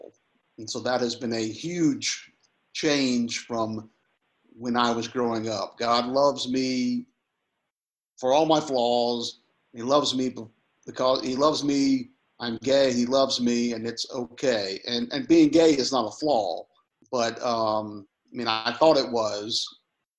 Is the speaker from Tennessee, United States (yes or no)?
yes; Memphis, Tennessee, United States; born or raised there